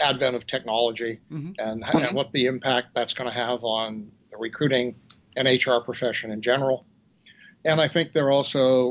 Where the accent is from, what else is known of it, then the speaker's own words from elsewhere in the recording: Vermont, United States; now in New Orleans, United States; I grew up in Vermont